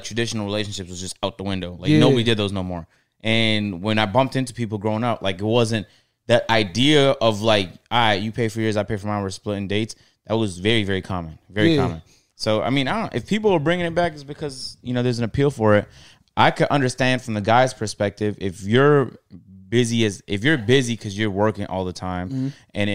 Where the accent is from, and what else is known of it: Canada